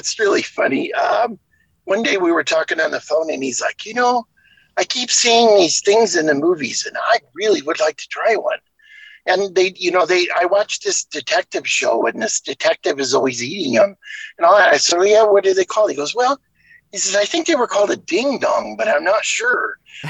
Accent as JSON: {"language": "English", "region": "West Coast", "country": "United States", "tie": "born or raised there", "said": "I grew up on the West Coast, though, so you know, when I was growing up, we called it farina."}